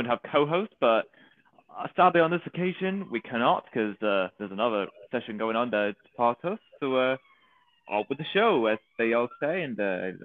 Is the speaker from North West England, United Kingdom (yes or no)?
yes; Manchester, North West England, United Kingdom; I'm from Manchester in the United